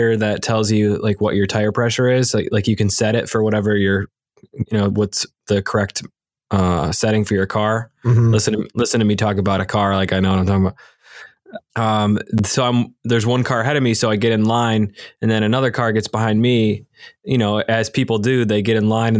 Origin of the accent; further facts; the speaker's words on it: Michigan, United States; moved away; also born or lived in Philadelphia; I'm from Michigan